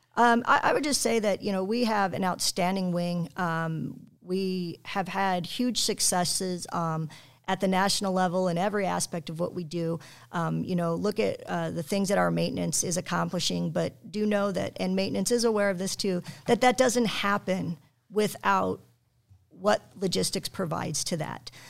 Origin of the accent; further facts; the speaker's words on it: Aurora, Colorado, United States; moved away as an adult; also born or lived in Wyoming; now in Illinois, United States; I'm from Colorado